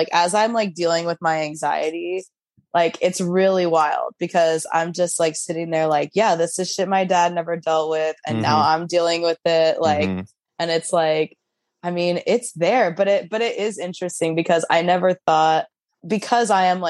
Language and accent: English; Tulsa, Oklahoma, United States; moved away as an adult; now in New York, United States; I live in New York. Like I grew up in Oklahoma